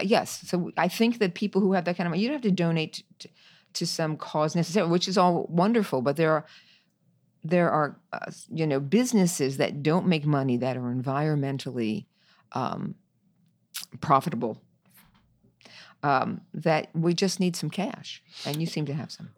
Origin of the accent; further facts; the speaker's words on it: New York, United States; I'm a New Yorker, so I love New York